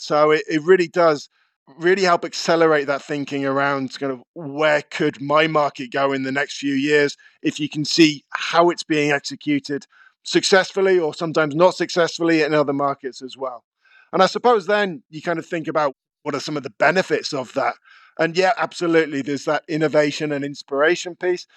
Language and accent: English; Cornwall, South West England, United Kingdom; Growing up in Cornwall in the nineteen eighties